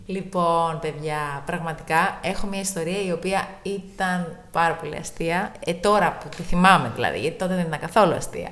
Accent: Tinos, South Aegean, Greece; moved away as an adult; also born or lived in Patras; είμαι από την Τίνο

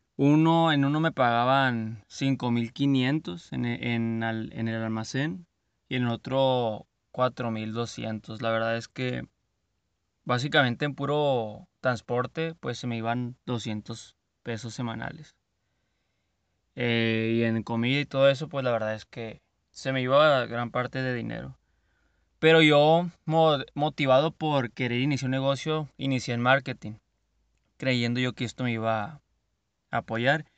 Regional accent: Culiacán, Sinaloa, Mexico; Así decimos aquí en Sinaloa. No les haya dicho, soy de Culiacán, Sinaloa.

